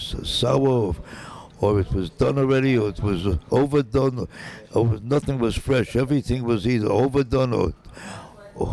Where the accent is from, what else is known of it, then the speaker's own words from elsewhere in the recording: Sheboygan, Wisconsin, United States; I was born in Sheboygan, Wisconsin